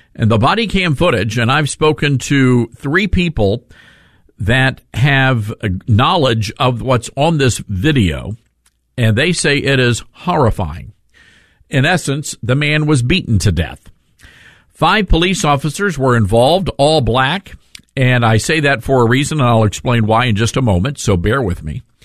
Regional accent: Memphis, Tennessee, United States; born or raised there

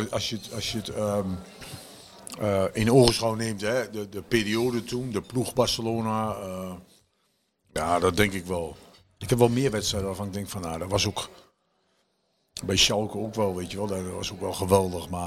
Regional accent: Groningen, Netherlands; En ik kwam van Groningen, dus daar is het. Groningers kunnen ook wel genieten, maar op een andere manier.

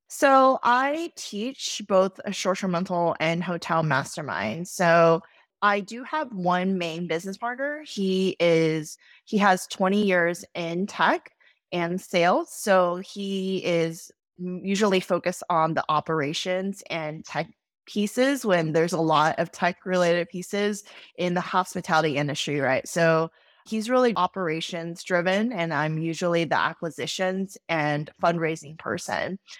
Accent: Austin, Texas, United States; also born or lived in New York City; I moved back to my hometown of Austin, Texas

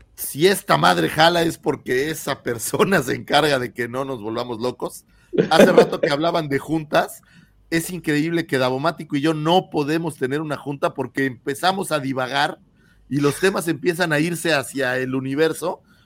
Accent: Mexico City, Mexico; moved away; nuestra queridísima Ciudad de México, para los que somos allá chilangos

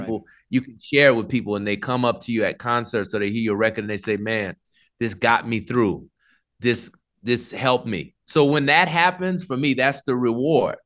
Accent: New Orleans, Louisiana, United States; I grew up in New Orleans

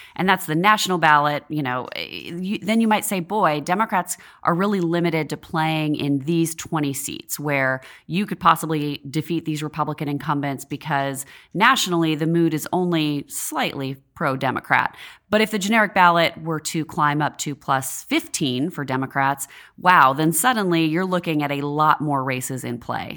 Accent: Washington, United States; moved away as an adult; now in Washington, D.C., United States; I worked on a house race in my home state of Washington State, um, when I was still in college.

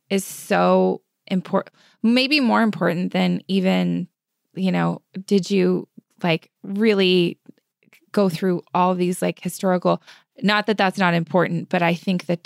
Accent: Japan; born there; I was born in Japan.

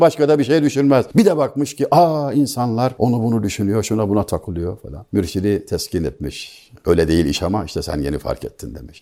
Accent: Denizli, Turkey; moved away; memleketim olan Denizli'den

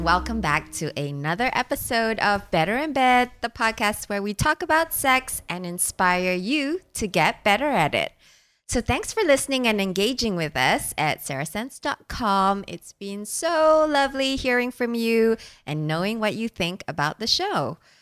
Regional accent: Singapore; I grew up in Singapore.

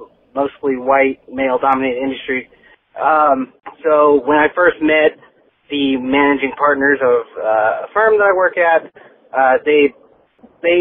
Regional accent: Philippines; And then like the fourth time I was like, I'm Filipino.

